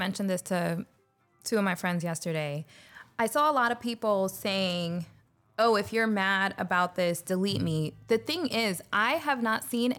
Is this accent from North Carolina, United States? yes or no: no; New York City, New York, United States; born there; now in St. Petersburg, United States; So I was born in the Bronx, New York.